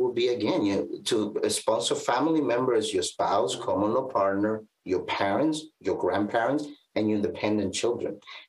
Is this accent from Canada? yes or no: yes; Canada; my child will be Canadian because I'm Canadian.